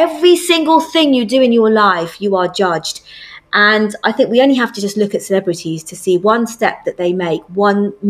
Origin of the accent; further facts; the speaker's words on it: United Kingdom; I'm British Asian